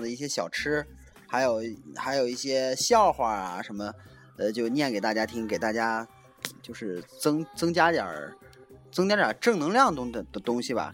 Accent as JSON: {"language": "Chinese", "country": "China", "said": "咱们大陆这边"}